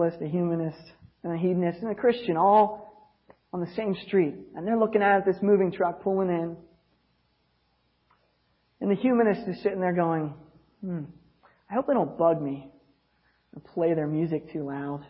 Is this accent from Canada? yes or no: no; United States; as an American